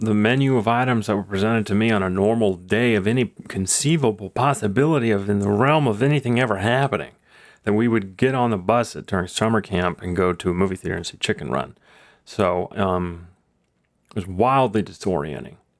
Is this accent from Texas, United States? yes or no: yes; Texas, United States; I'm from Texas